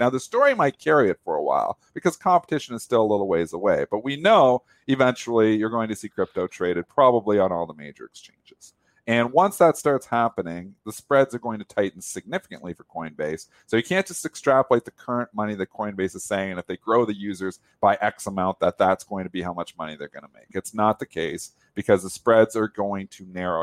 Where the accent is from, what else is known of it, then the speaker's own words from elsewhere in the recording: Canada; I'm Canadian